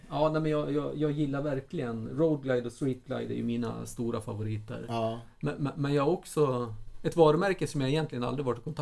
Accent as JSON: {"language": "Swedish", "region": "Dalarna County", "country": "Sweden", "tie": "born or raised there", "said": "när jag var liten i Dalarna"}